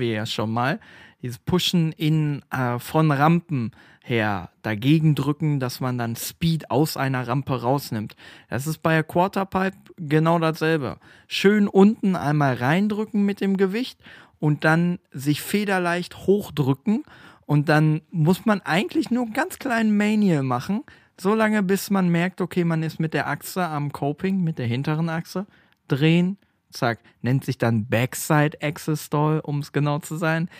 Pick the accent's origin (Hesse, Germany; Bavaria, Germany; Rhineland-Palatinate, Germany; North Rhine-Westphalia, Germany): North Rhine-Westphalia, Germany; Stadtlohn; bei uns in Stadtlohn